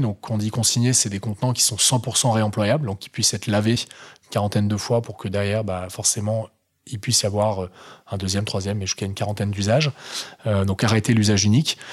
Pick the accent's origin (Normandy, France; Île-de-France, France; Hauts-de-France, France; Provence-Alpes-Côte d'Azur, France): Hauts-de-France, France; the Nord; je suis un vrai ch'ti, tu vois. parents ch'ti, de grands-parents ch'ti, tu vois. Donc, vrai mec du Nord.